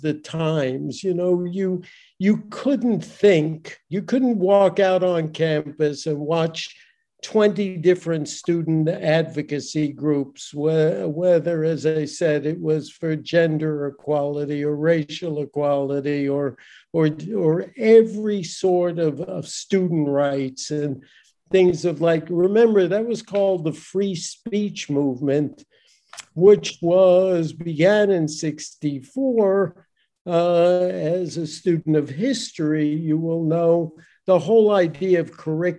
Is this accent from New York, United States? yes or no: yes; New York City, New York, United States; moved away as an adult; also born or lived in Minnesota / Berkeley, California / Chicago; I was born in New York, Brooklyn, New York, and grew up there, born and bred.